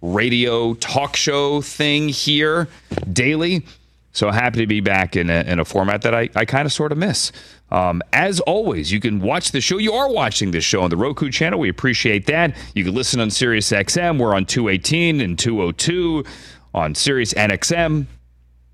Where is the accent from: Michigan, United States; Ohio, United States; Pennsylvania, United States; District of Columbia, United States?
District of Columbia, United States; Washington; that's my hometown, by the way, Washington, D.C., or Northern Virginia, the DMV, as it's now called by many